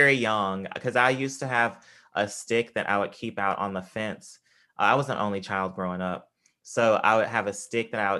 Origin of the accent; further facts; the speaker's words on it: Tupelo, Mississippi, United States; where I grew up in Mississippi, in Tupelo, Mississippi